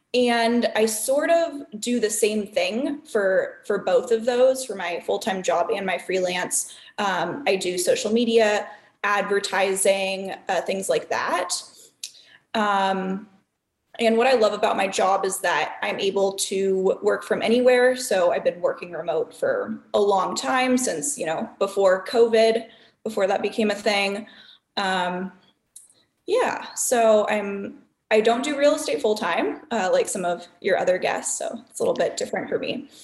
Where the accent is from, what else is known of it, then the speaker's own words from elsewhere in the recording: Southern California, United States; moved away as an adult; also born or lived in Chicago; now in Milwaukee, United States; I am originally from Southern California